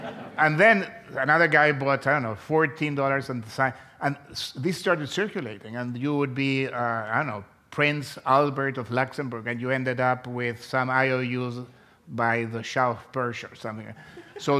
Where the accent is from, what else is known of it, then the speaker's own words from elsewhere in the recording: Chile; moved away as an adult; also born or lived in Chicago, United States; I was born in South America. I was born in Chile, and I came to the University of Chicago to get my PhD, and this was in 1977